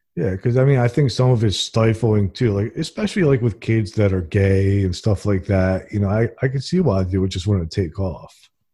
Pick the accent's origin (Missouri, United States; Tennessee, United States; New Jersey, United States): New Jersey, United States; now in Alabama, United States; I'm originally from New Jersey, and I moved here to Alabama in the Bible Belt